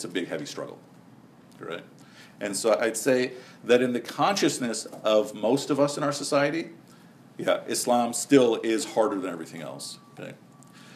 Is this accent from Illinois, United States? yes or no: yes; Chicago, Illinois, United States; also born or lived in Karachi; When I was a Muslim kid growing up in Chicago